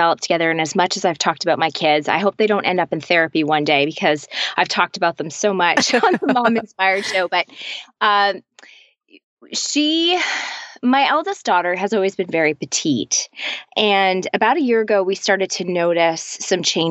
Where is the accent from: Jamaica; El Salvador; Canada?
Canada; also born or lived in Toronto area, Canada / Nashville; I'm Canadian and we live just outside. We live in a city just outside of Toronto